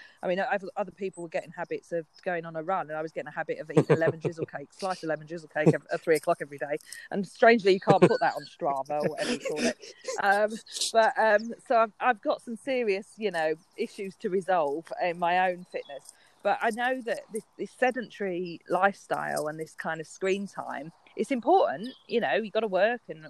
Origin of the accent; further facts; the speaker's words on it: London, United Kingdom; I grew up in London, in Waltham Forest